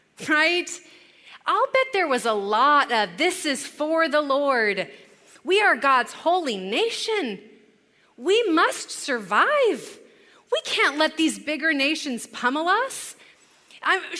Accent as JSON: {"language": "English", "region": "California", "country": "United States", "also_born_or_lived": "Chicago", "moved": "as an adult", "said": "We're both from California"}